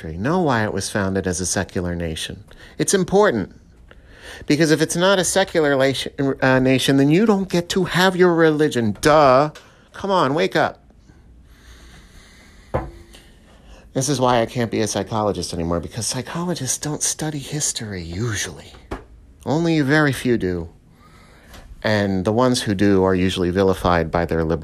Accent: New York metropolitan area, United States; I come from the New York metropolitan area

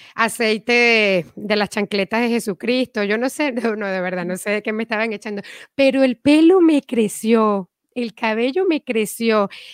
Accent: Venezuela; moved away as an adult; also born or lived in Caracas; now in Miami, United States; yo vengo de Venezuela, me mudé a Miami

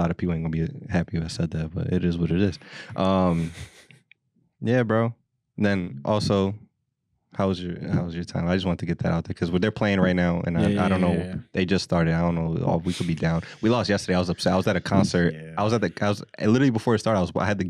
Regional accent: Philadelphia, Pennsylvania, United States; But since we're from Philly, it's a big fucking problem.

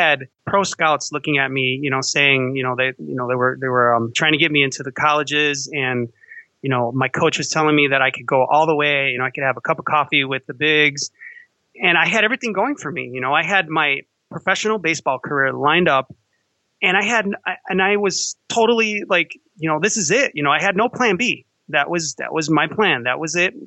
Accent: Chicago, Illinois, United States; Growing up in Chicago, I used to like the Cubs

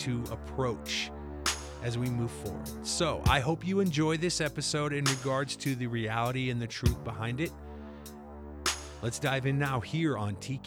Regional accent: Midwest, United States; growing up in the Midwest

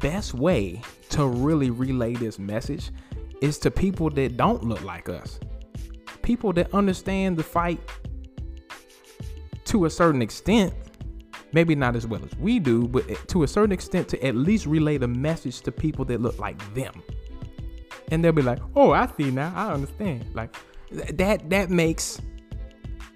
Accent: Winston-Salem, North Carolina, United States; I was born in Winston-Salem, North Carolina.

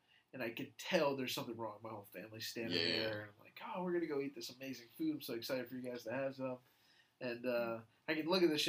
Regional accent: Jacksonville, Florida, United States; I grew up in Jacksonville.

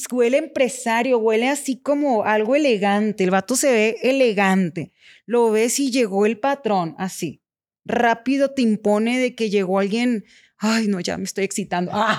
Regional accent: Culiacán, Sinaloa, Mexico; soy de Culiacán, Sinaloa

